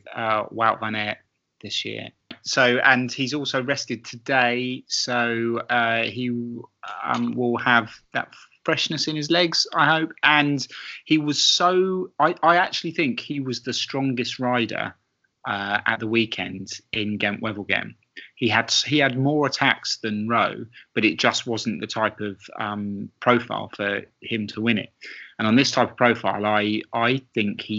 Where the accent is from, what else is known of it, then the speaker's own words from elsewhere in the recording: United Kingdom; growing up in Britain in the 90s.